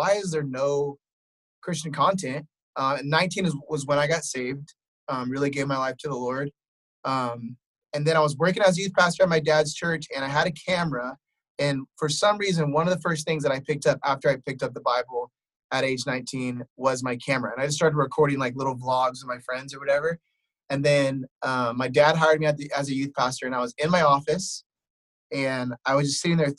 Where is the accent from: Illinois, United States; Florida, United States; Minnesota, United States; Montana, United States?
Illinois, United States; Wheaton; I grew up on Wheaton College campus.